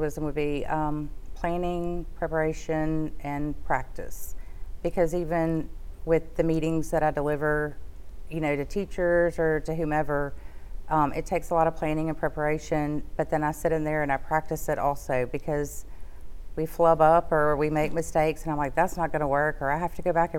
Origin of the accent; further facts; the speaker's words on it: Shreveport, Louisiana, United States; I've been here all my life. I grew up here.